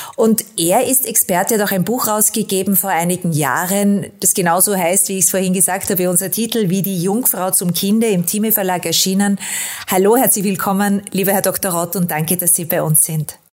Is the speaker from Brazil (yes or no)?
no; Austria; da bin ich als Österreicherin äh, und aus der Nation, aus Sigmund Freud